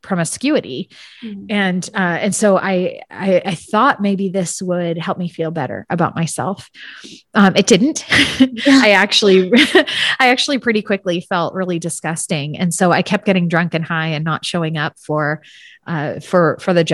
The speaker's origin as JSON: {"language": "English", "area": "San Francisco Bay Area", "region": "California", "country": "United States", "tie": "born or raised there", "said": "I grew up in the San Francisco Bay Area"}